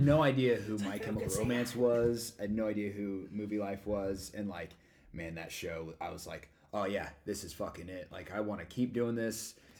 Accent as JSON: {"language": "English", "town": "Shelbyville", "region": "Indiana", "country": "United States", "tie": "born or raised there", "moved": "yes", "said": "I grew up in Indiana for a little bit, and we would have to, it was this town called Shelbyville, Indiana."}